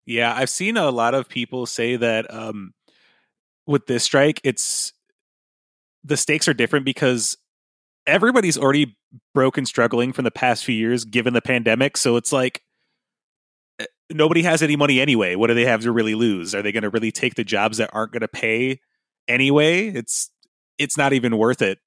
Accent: United States; I can really only speak as an American

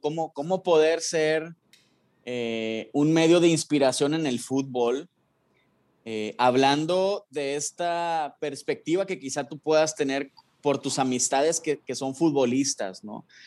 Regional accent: Mexico; como mexicanos

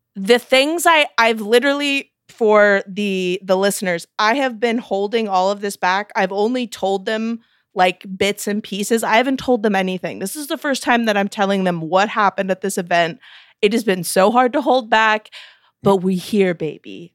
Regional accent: Missouri, United States; I'm from Missouri

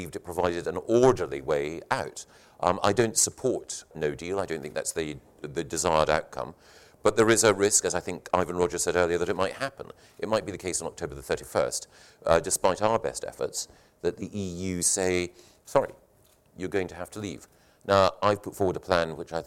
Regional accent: Scotland, United Kingdom; I grew up in the Scottish education system

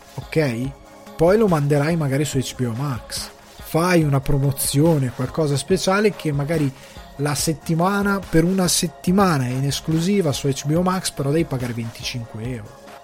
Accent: a small village in the Crema area, Lombardy, Italy; now in Ireland; io sia cresciuto in un paesino piccolo, io sono un campagnolo, il mio paese aveva una cosa che tanti altri paeselli della provincia cremasca non avevano

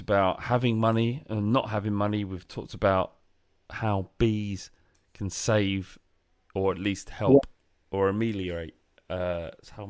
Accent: London, United Kingdom; I'm a lad from London.

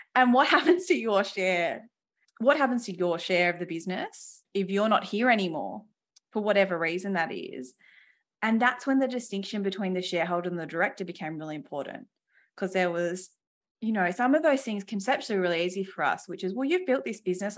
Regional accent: Western Australia, Australia; I grew up in Western Australia with two exceptional parents

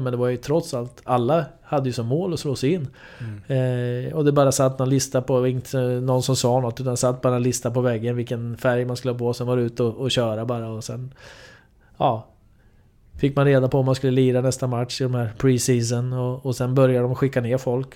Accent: Linköping, Östergötland, Sweden; för mig då som är uppvuxen i Linköping

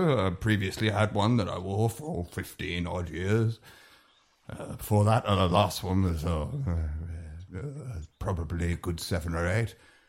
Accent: South of England, United Kingdom; Well, I'm from England.

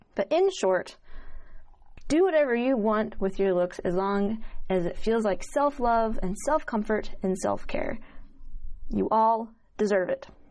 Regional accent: Utah, United States; growing up in Utah around a bunch of Mormons

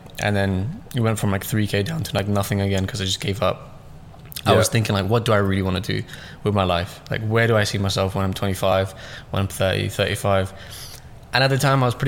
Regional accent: London, United Kingdom; also born or lived in Russia / Pakistan / Stoke-on-Trent; pretty much raised in London, yeah. southeast.

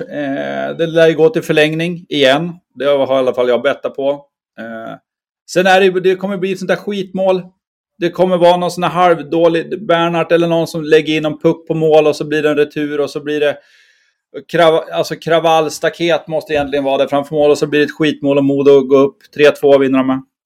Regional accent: Bräcke, Jämtland, Sweden; moved away as an adult; now in Umeå, Sweden; jag är från, från Bräcke, mittemellan Östersund och Sundsvall

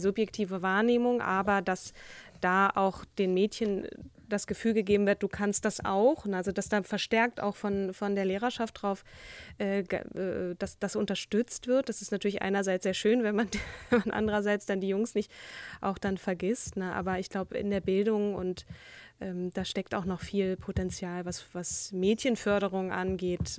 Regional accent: Schleswig-Holstein, Germany; ich komme ja sogar aus Schleswig-Holstein

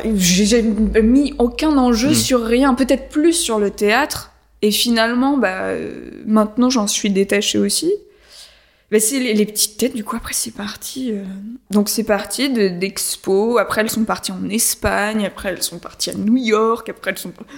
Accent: Paris, Île-de-France, France; moved away; J'ai grandi à Paris, mais après on est parti dans la forêt

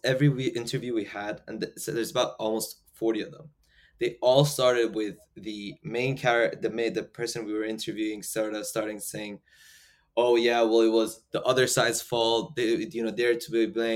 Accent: United Kingdom; also born or lived in Iran; I'm Iranian British

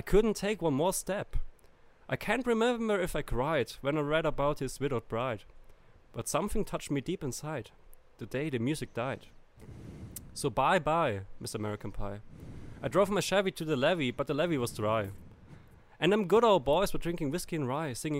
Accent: Germany; English is a second language; I'm from Germany

